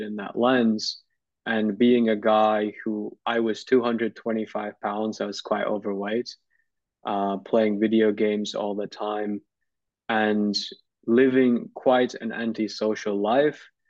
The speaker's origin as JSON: {"language": "English", "country": "Turkey", "tie": "born or raised there", "said": "when I was in high school, I grew up in Turkey."}